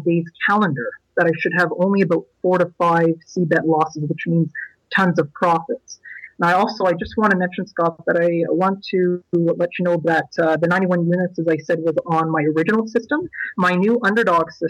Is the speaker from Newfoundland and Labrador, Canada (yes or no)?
no; Ottawa, Ontario, Canada; I'm from Canada's capital, Ottawa, Canada